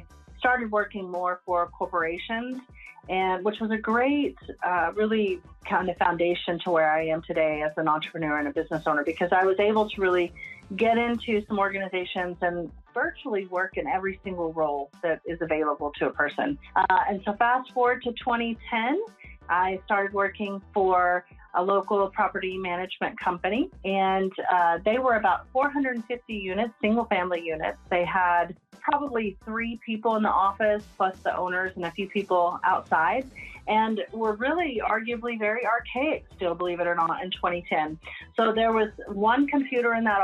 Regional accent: Lubbock, Texas, United States; I've attempted to leave Lubbock and move in to different parts of the United States. And I would say my roots are firmly planted here. I can't seem to, you know, not make this my hometown

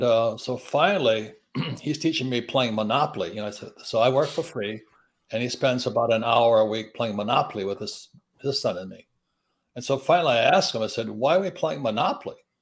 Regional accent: Hilo, Hawaii, United States; moved away as an adult; also born or lived in New York; I grew up in Hilo, Hawaii

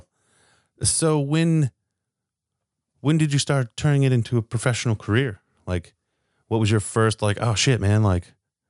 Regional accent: Southern California, United States; now in Las Vegas, United States; me growing up in Southern California

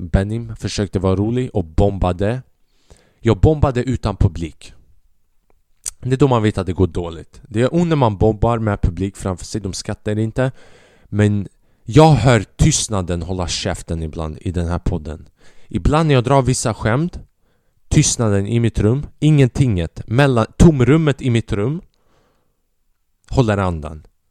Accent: Albania; now in Sweden; Jag är från Albanien

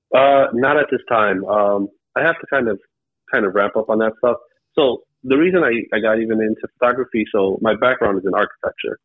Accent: Cleveland, Ohio, United States; I'm from Cleveland, Ohio

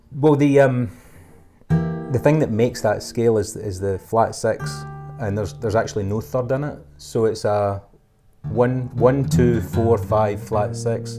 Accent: Scotland, United Kingdom; being Scottish

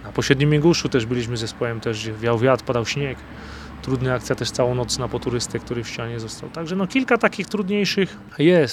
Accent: Podhale, Lesser Poland, Poland; Ja się tutaj wychowałem

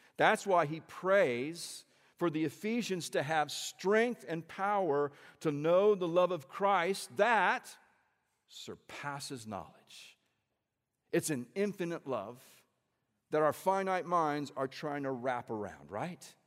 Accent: central Indiana, United States; also born or lived in Peoria, Illinois; we grew up in the Midwest. Uh, we're both from Indiana. Actually, I was born in Illinois, born in Peoria, Illinois. And we lived there until I was about eight and then moved to central Indiana

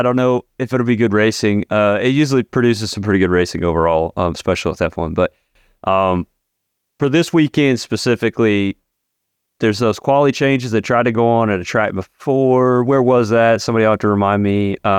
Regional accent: Budapest, Hungary; Oh, well, it's because I'm from Hungary.

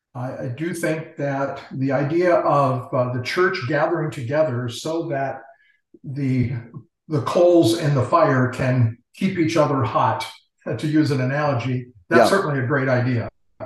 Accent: Tokyo, Japan; born there; I'm actually Japanese by birth. My parents were missionaries in Tokyo, Japan, and so I was born in Tokyo.

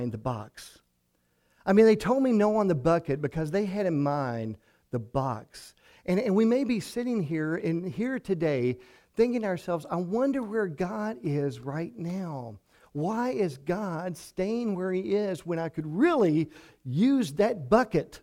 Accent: Hartford, Kentucky, United States; I grew up in Hartford, over in Ojai County

